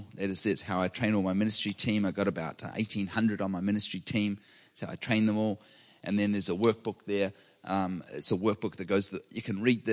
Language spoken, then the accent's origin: English; New Zealand; now in California, United States; I grew up with earthquakes regularly. I'm from New Zealand